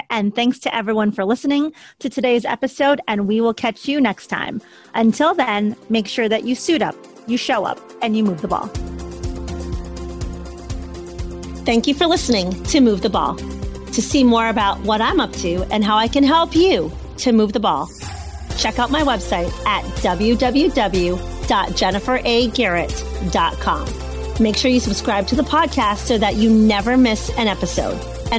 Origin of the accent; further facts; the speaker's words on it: Philippines; Being Filipino myself, we eat a lot of rice as well.